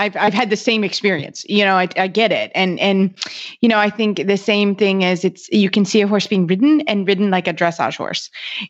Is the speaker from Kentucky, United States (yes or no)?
yes; Kentucky, United States; I'm from Kentucky